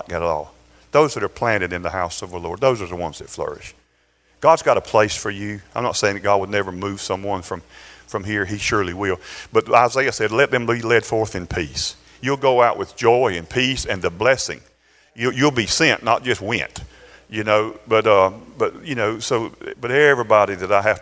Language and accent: English; Valdosta, Georgia, United States; born or raised there